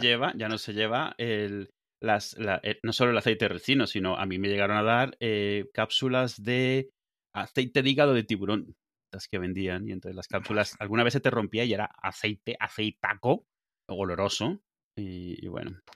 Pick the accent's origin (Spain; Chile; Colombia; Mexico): Spain; Benidorm, Valencian Community; moved away; also born or lived in Venezuela; ¿de dónde eres? Y digo, de venidor